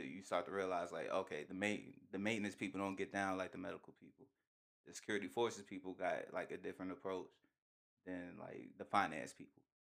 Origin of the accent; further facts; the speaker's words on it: United States; as an American